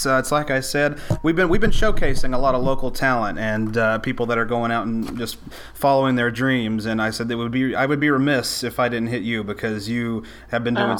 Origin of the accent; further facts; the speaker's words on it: Scott County, Tennessee, United States; We grew up together in Scott County, Tennessee